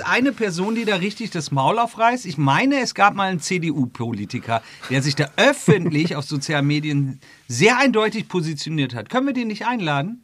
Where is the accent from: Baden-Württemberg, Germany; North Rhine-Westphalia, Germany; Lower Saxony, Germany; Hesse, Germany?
Lower Saxony, Germany; Schortens; bei uns in Shortens äh, aus in der Nordsee gibt es, wir haben eine Mühle